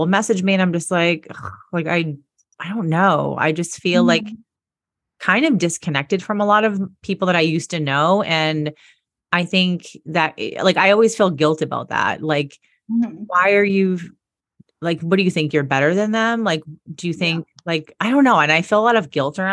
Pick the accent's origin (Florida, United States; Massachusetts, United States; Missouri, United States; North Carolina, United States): Massachusetts, United States; Boston; moved away as an adult; I'm from Boston.